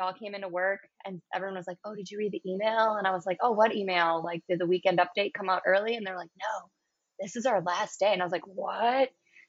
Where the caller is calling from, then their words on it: Milwaukee, Wisconsin, United States; I'm calling from Lakefront Brewery in Milwaukee, Wisconsin.